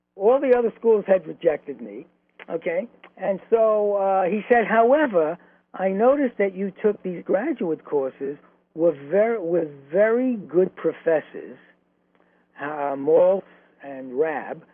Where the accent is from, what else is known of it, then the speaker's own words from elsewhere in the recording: New York City, New York, United States; also born or lived in Flatbush, Brooklyn; the apartment in Flatbush, even though we were raised in Williamsburg